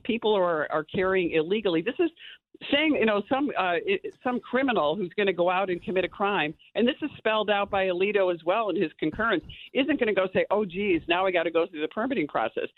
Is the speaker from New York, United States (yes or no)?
yes; New York, United States; as a New Yorker, I live in rural upstate New York